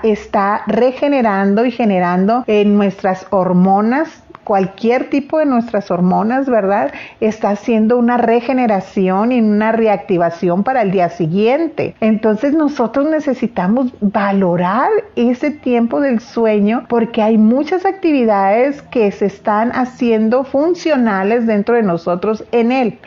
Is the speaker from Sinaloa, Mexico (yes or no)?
yes; Sinaloa, Mexico; los sinaloenses comemos también muchísimo